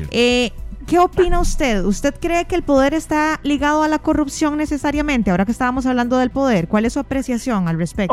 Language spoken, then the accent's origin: Spanish; Costa Rica; nos hace sentirnos como costarricenses indignados